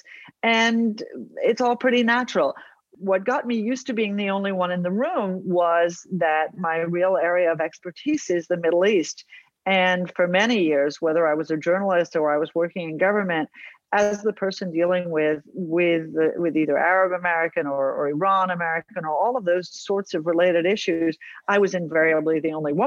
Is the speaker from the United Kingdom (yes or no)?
no; Australia; I was born in Australia